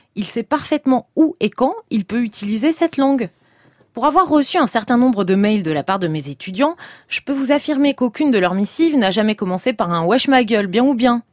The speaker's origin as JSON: {"language": "French", "area": "Seine-Saint-Denis", "region": "Île-de-France", "country": "France", "tie": "born or raised there", "said": "j'ai grandi en Seine-Saint-Denis, le fameux 9-3"}